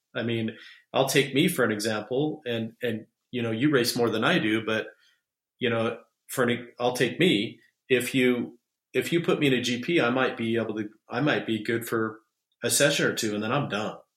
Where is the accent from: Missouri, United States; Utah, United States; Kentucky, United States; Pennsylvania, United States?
Utah, United States; my hometown, Utah